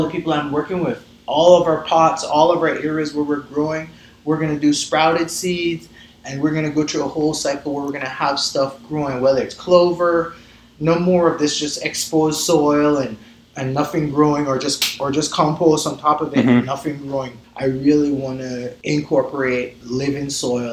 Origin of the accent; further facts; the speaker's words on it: Barbados; moved away as an adult; also born or lived in Colorado / Taos; now in Santa Fe, United States; I'm originally from Barbados, and then when I moved to the States like 20 years ago